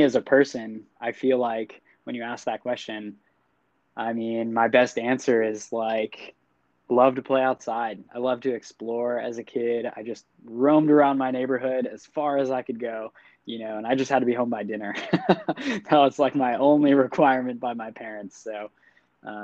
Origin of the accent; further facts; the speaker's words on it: New Hampshire, United States; moved away as an adult; also born or lived in Vermont; I was born in Vermont, and then I spent all of my former years up until 18 growing up in the backwoods of New Hampshire, right outside of Boston